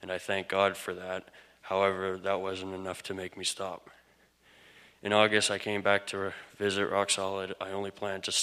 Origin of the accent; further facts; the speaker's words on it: Manitoba, Canada; I'm from Manitoba